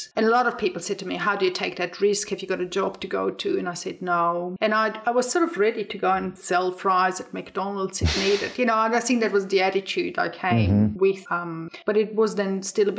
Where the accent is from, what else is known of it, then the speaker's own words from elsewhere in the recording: Engadine Valley, near St. Moritz, Graubünden, Switzerland; English is a second language; moved away as an adult; also born or lived in Melbourne, Australia; now in Tasmania, Australia; grew up in the Alps, and literally that's where I grew up